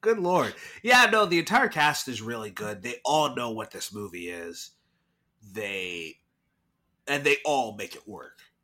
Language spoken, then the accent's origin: English; Irving, Texas, United States; my hometown, Irving, Texas